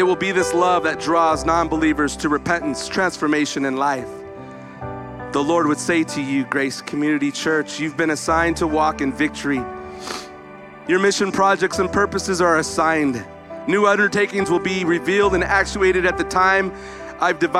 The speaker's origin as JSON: {"language": "English", "town": "Visalia", "region": "California", "country": "United States", "tie": "born or raised there", "moved": "yes", "said": "When I came back into Visalia today, my hometown, these are my peeps"}